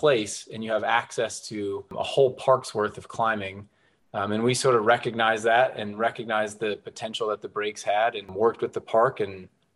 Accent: Pittsburgh, Pennsylvania, United States; moved away as an adult; also born or lived in Norton, Virginia; now in Southwest Virginia, United States; I'm not originally from this area. I grew up in Pittsburgh, Pennsylvania, moved down into this Southwest Virginia region for work

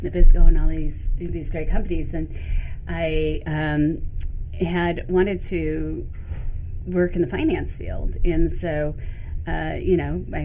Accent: Michigan, United States; also born or lived in New York City; now in New York, United States; Growing up in Michigan, I used to come to Canada all the time.

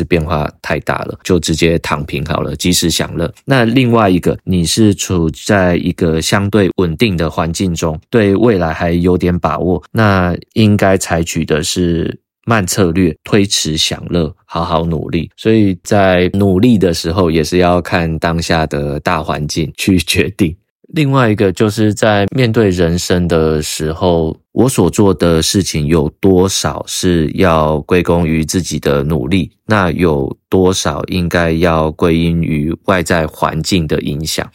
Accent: Taichung, Taiwan; 我们是台中人嘛，他就读，呃，台中一中

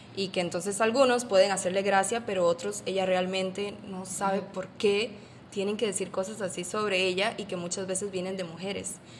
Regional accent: Costa Rica; moved away as an adult; now in Panama; soy de Costa Rica

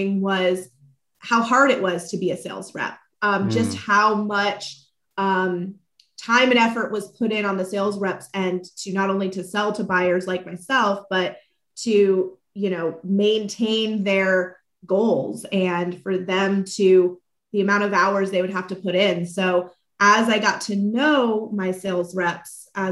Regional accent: Orlando, Florida, United States; moved away as an adult; also born or lived in Manchester, New Hampshire; now in Washington, DC, United States; I am originally from Orlando, and I've lived all up and down the East Coast

